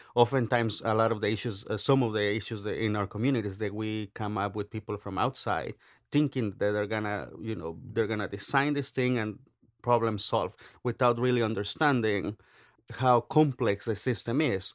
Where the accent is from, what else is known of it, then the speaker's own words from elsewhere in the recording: Oaxaca, Mexico; now in United States; I grew up in Oaxaca, very, eh, politically active state